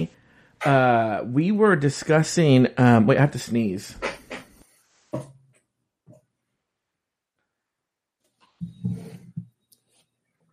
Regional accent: United States; I'm an American

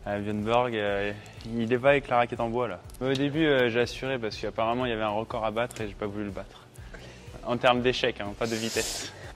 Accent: Seine-et-Marne, Île-de-France, France; je viens de Seine-et-Marne

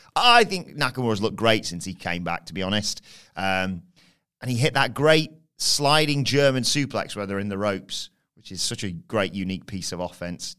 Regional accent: England, United Kingdom; as an English person.

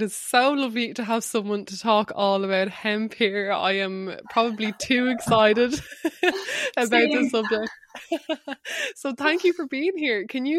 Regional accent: Wexford, Leinster, Ireland; but I read veggie because growing up in Wexford, my parents just never lied about like where the food and the pay came from.

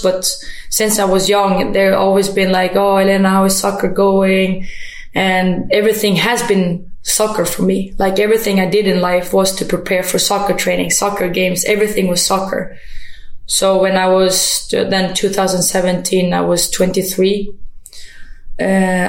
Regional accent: Sweden; also born or lived in Germany / Kosovo; Like, I was born in Germany, and then I was a time down in Kosovo, and then escaped war a little bit, came to Sweden, and felt like, you know, after that tough time with moving around, I got the Swedish citizen, and I just felt like, okay, now maybe I can be home.

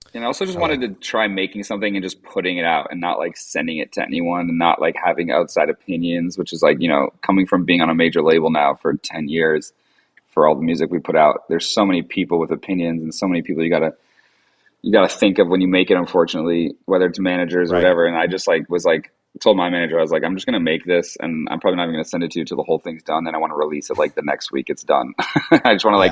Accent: Vermont, United States; I grew up like in Vermont in the woods

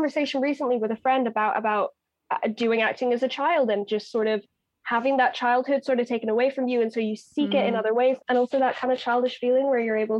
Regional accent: Ireland; I'm Irish

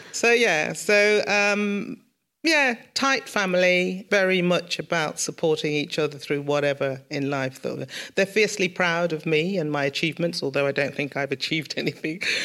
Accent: Birmingham, West Midlands, United Kingdom; I was born in Sorrento in Mosley, but we grew up in King's Heath.

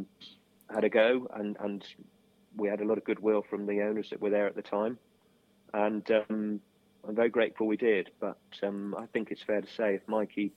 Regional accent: Street, South West England, United Kingdom; we actually went to school together in Street

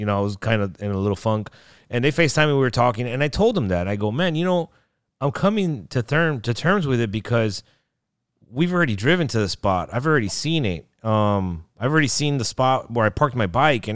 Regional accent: Miami, Florida, United States; I'm from Miami.

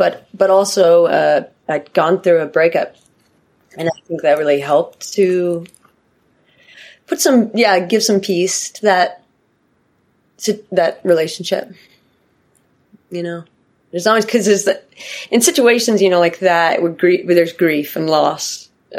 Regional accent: Pacific Northwest, United States; I grew up in the Pacific Northwest

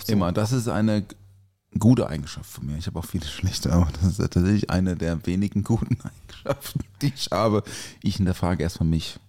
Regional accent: Durbach, Baden-Württemberg, Germany; aus Durbach, aus meiner Heimat

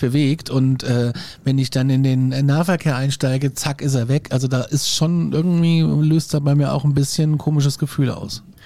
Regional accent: Bavaria, Germany; wir in Bayern haben Staatsstraßen

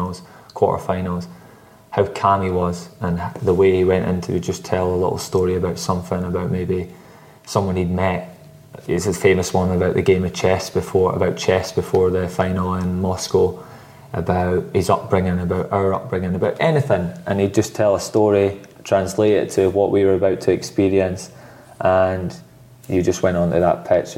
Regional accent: Scotland, United Kingdom; I'm Scottish

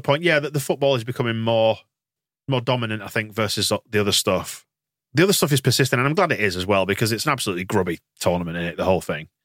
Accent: England, United Kingdom; being English

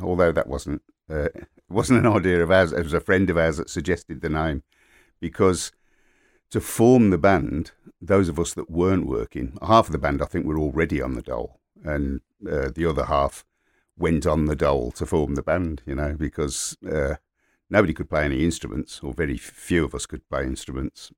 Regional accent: Birmingham, West Midlands, United Kingdom; also born or lived in King's Heath, Birmingham / Moseley, Birmingham; I grew up in Borsall Heath and then moved to King's Heath

